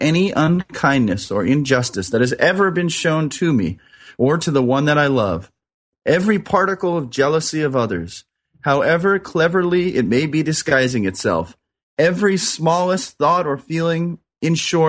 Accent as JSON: {"language": "English", "area": "Orange County", "region": "California", "country": "United States", "tie": "born or raised there", "said": "I grew up in Orange County here in California"}